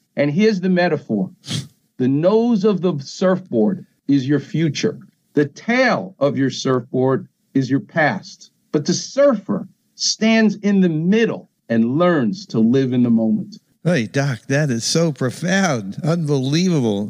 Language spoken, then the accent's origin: English; New York, United States; moved away; I'm from New York